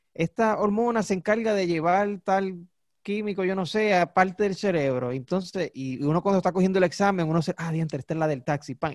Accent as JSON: {"language": "Spanish", "country": "Puerto Rico", "accent": "boricua", "said": "nosotros hablamos como boricua porque somos boricua."}